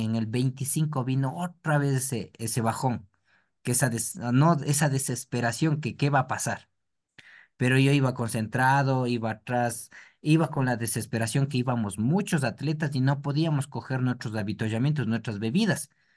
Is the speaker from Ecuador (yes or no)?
yes; Ecuador